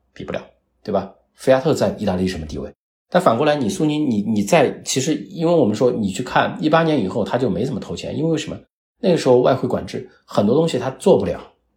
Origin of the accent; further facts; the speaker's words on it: China; 作为一个中国人，作为我们自己同胞来讲